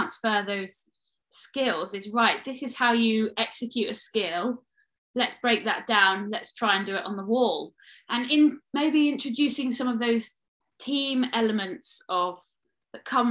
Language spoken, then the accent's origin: English; Midlands, United Kingdom; I grew up in the Midlands